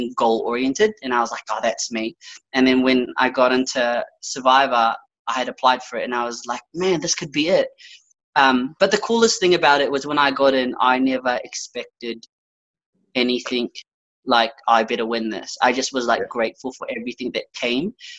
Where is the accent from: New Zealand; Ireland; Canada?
New Zealand; Auckland; moved away as an adult; also born or lived in Philippines; now in Australia; So I grew up in Auckland, in Birkenhead